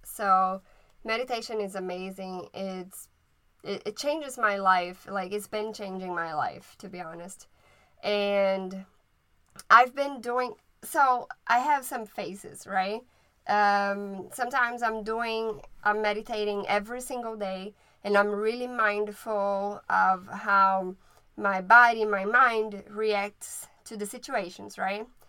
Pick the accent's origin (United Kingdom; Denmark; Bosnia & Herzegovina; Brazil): Brazil; first language Portuguese; English is a second language; also born or lived in Maryland; now in United States; I am from Brazil and I speak Portuguese.